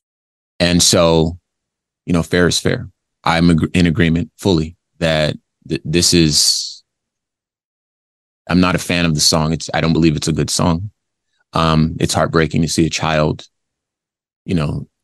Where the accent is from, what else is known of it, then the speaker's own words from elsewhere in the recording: Compton, California, United States; I'm from Compton, California. Remember that? I was born in 82. So I came from the worst of it.